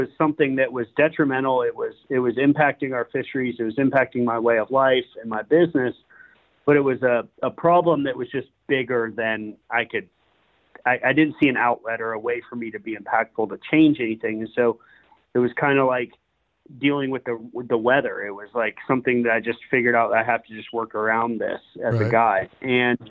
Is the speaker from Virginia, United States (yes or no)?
no; Sanibel, Florida, United States; born and raised in Southwest Florida, I grew up on Sanibel Island